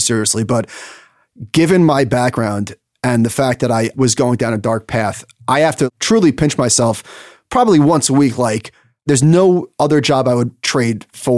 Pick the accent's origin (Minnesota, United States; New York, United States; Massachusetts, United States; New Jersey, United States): New York, United States; Merrick; going back to Merrick, my hometown